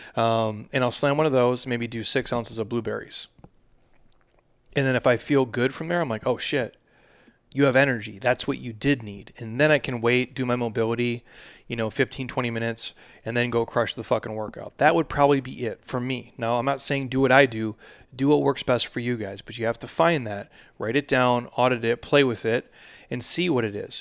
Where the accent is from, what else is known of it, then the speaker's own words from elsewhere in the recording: Midwest, United States; I'm from the Midwest